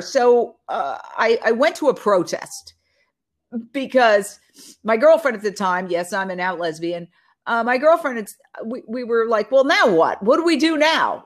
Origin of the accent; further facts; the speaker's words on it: New York City, New York, United States; now in Los Angeles, United States; Born and raised in Manhattan, I grew up, uh, right across the street from Carnegie Hall